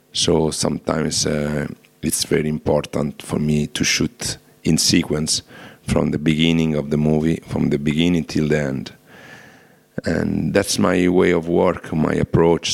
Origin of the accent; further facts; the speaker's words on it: Rome, Lazio, Italy; I'm from Rome